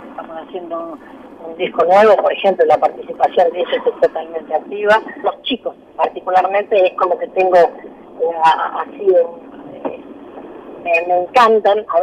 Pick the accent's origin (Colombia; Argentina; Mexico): Argentina; Buenos Aires; also born or lived in Mercedes; yo nací en Mercedes, pero después mm, crecía en Flores y los fines de semana los pasaba en Mercedes y los veranos.